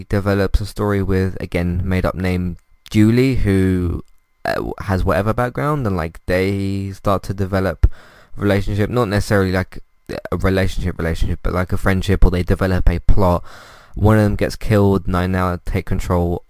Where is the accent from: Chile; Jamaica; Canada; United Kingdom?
United Kingdom; As a British person myself